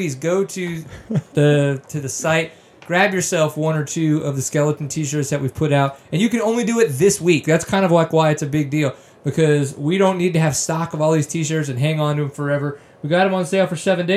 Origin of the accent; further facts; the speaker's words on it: Louisiana, United States; moved away; I grew up in Louisiana